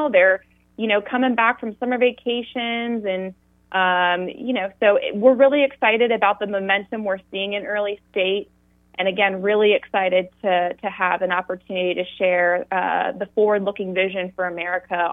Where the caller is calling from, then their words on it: Tallahassee, Florida, United States; Uh, I'm calling from Tallahassee, the free state of Florida.